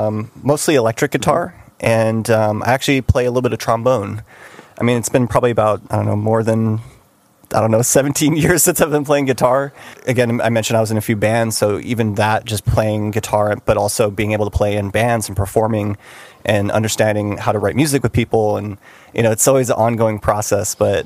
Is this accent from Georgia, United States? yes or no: no; San Francisco, California, United States; also born or lived in Monterey, California; I'm originally from San Francisco, so I lived there most of my life, representing the Bay Area, NorCal. I studied music out in Monterey, California, at a college out there.